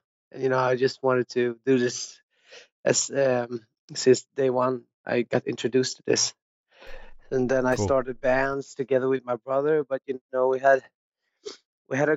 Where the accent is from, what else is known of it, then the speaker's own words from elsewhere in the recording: Ingarö, Stockholm County, Sweden; I grew up like outside of Stockholm on the countryside in a little place called Ingarö